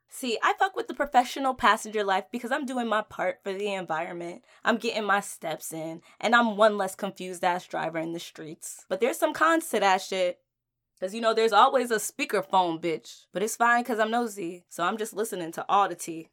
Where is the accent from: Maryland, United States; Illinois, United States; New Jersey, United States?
New Jersey, United States; moved away as an adult; now in Washington, D.C., United States; I was born and raised in Jersey